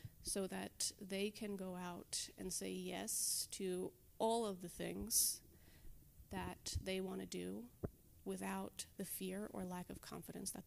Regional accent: Levittown, New York, United States; also born or lived in Delaware; now in Long Beach, United States; On Long Island, so I grew up in Levittown

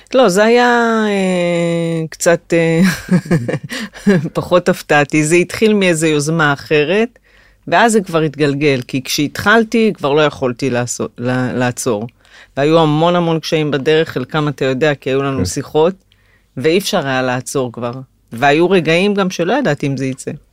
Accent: Migdal HaEmek, Northern District, Israel; born or raised there; moved away as an adult

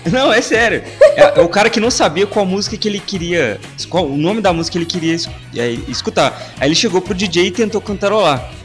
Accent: Belo Horizonte, Minas Gerais, Brazil; nós quatro aqui somos de BH

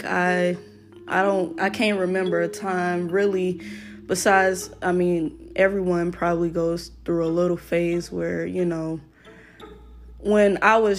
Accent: United States; I'm African American, so my roots are definitely Black or African.

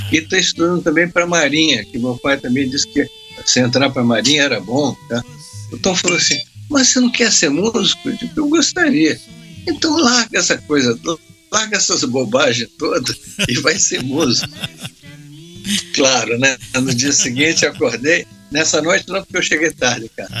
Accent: Vitória, Espírito Santo, Brazil; moved away; eu fui para Vitória, minha terra, eu sou, eu sou capixaba, sou de, de, Espírito Santo

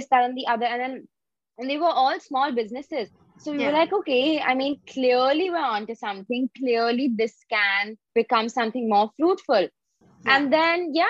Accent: Mumbai, Maharashtra, India; I'm from Bombay

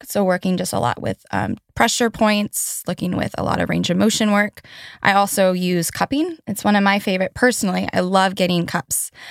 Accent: Asheville, North Carolina, United States; I grew up in Asheville, North Carolina

